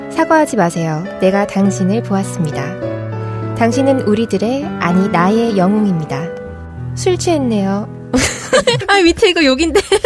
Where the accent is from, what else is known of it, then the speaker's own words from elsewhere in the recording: Gyeongsang, South Korea; accent: Gyeongsang dialect; 저는 사투리도 평소에 쓰는 데다가 음. 네, 경상도 여자들이 좀 거칠거든요